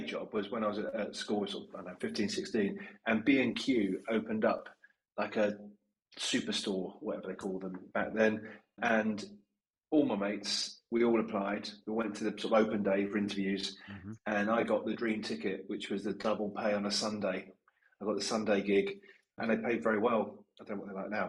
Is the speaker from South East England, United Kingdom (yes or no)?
no; London, United Kingdom; now in Leeds, United Kingdom; as a Londoner who now lives in Leeds